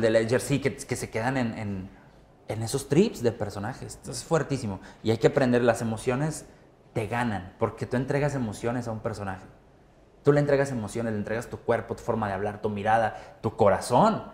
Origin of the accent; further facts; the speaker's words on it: Monterrey, Nuevo León, Mexico; soy de Monterrey